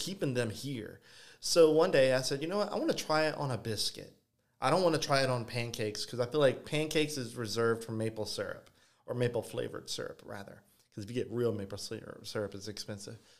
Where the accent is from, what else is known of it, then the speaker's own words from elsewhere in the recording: Ville Platte, Louisiana, United States; Vileplat, literally pretty much my hometown